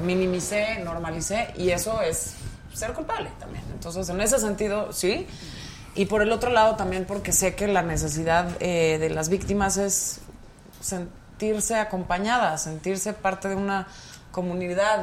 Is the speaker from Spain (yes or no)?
no; Pachuca, Hidalgo, Mexico; yo soy de Pachuca, Hidalgo